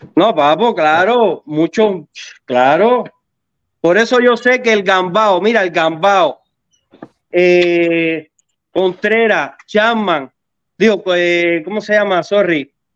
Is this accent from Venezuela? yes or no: no; Cuba; moved away; yo soy del barrio de Luis Robert en Cuba